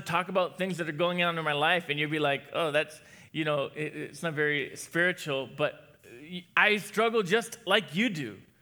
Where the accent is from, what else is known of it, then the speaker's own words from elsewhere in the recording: New Hampshire, United States; I was born in New Hampshire